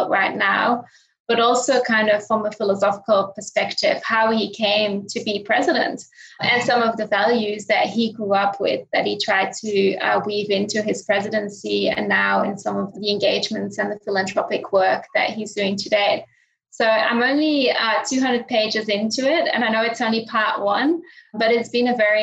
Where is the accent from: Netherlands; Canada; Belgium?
Belgium; Linden, Flanders; moved away; also born or lived in Sydney, Australia; Belgium, where I grew up, my hometown of Linden.